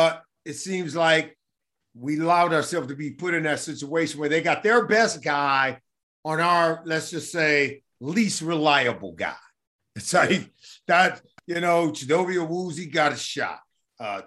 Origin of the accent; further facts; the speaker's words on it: Compton, California, United States; I'm from L.A., born and raised in Compton